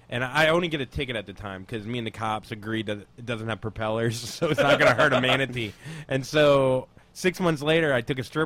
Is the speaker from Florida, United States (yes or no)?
yes; Port St. Lucie, Florida, United States; moved away as an adult; now in New York, United States; I'm from Florida. Port St. Lucie, Florida.